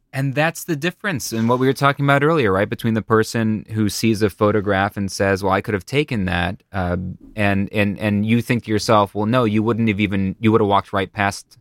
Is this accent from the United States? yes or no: yes; Buffalo, New York, United States; moved away; I'm from Buffalo, New York originally